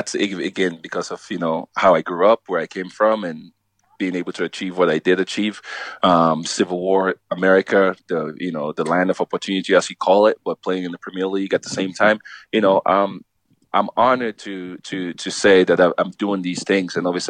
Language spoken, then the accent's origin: English; Los Angeles, California, United States; I was a Galaxy fan. I grew up in Los Angeles, California, you know, I went to games.